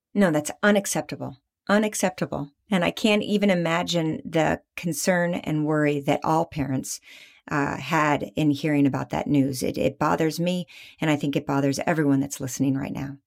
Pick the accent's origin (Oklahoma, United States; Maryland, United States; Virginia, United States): Virginia, United States; my home state, the Commonwealth of Virginia